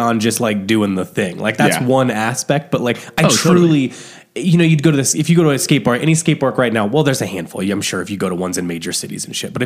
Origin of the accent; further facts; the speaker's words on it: Indiana, United States; I'm from Indiana